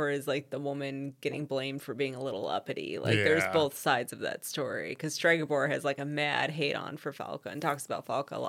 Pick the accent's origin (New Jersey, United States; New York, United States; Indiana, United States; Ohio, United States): Ohio, United States; I'm from Ohio.